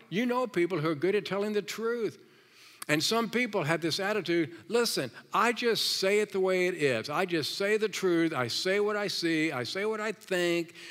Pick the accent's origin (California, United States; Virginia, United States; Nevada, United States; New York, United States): Virginia, United States; moved away; I'm from Virginia